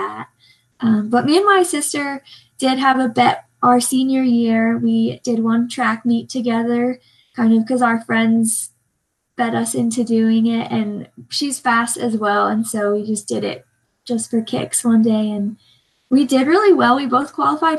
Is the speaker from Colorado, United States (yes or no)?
no; Salt Lake City, Utah, United States; I'm from Salt Lake